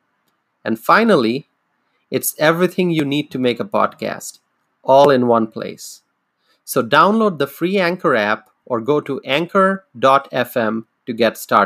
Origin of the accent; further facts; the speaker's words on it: Dhaka, Dhaka Division, Bangladesh; moved away as an adult; also born or lived in Madison, Wisconsin; now in United States; I am an immigrant. I was born and raised in Dhaka, Bangladesh, in South Asia.